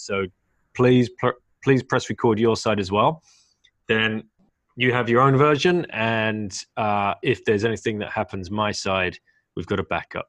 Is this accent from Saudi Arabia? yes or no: no; United Kingdom; as a British person